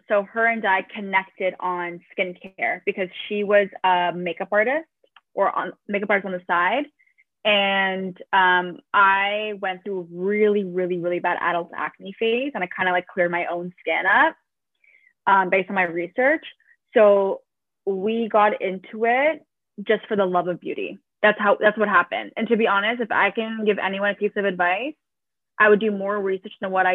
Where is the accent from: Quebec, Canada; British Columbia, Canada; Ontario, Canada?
Ontario, Canada; Toronto; I am from Toronto.